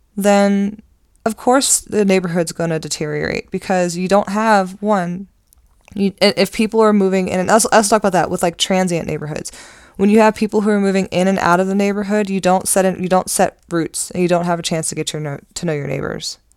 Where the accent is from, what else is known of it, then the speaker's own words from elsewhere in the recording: Randallstown, Maryland, United States; I grew up in Randallstown.